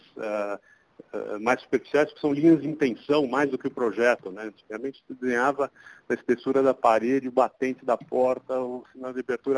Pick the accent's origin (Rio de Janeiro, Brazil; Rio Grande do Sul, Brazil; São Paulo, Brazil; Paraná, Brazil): São Paulo, Brazil; nasci em São Paulo, sempre morei aqui em São Paulo